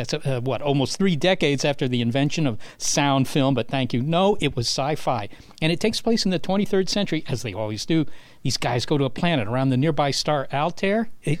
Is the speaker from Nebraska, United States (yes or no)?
no; Virginia, United States; moved away as an adult; also born or lived in Europe; growing up in Virginia